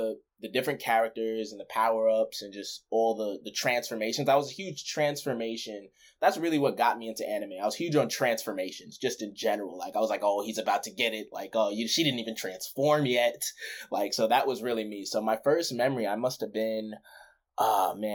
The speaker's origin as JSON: {"language": "English", "town": "Amityville", "region": "New York", "country": "United States", "tie": "born or raised there", "moved": "yes", "said": "I grew up in New York, Amityville, Long Island."}